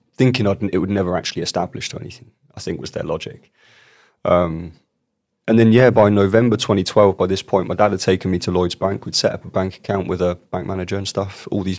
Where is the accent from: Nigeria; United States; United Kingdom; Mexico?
United Kingdom; Bournemouth, South West England; where I was born and raised in Bournemouth, in a place called Boscombe.